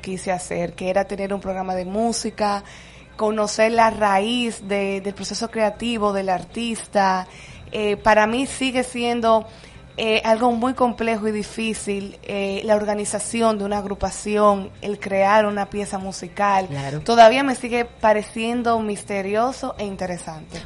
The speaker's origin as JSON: {"language": "Spanish", "region": "San Pedro de Macorís", "country": "Dominican Republic", "tie": "born or raised there", "also_born_or_lived": "Madrid", "moved": "as an adult", "lives_now": "Santo Domingo, Dominican Republic", "said": "Yo soy Petro Macorizana, mm. serie 23. Llegué a Santo Domingo hace exactamente 16 años."}